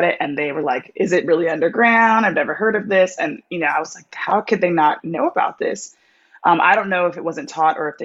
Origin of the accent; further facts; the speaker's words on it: Orange County, California, United States; I grew up in Orange County, California